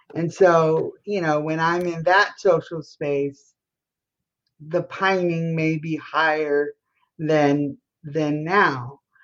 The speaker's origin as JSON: {"language": "English", "region": "Colorado", "country": "United States", "moved": "yes", "lives_now": "Washington, D.C., United States", "said": "I'm from Colorado and I live in Washington, D.C."}